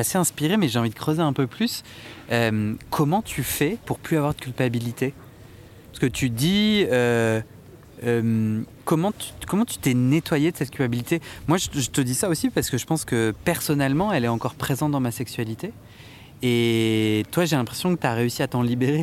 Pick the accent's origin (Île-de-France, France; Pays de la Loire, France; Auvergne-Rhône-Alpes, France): Île-de-France, France; Versailles; j'ai grandi à Versailles